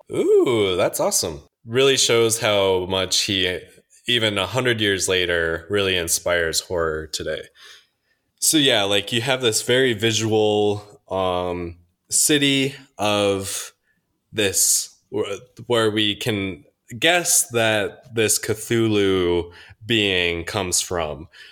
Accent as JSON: {"language": "English", "region": "Minnesota", "country": "United States", "moved": "yes", "said": "I'm from Minnesota"}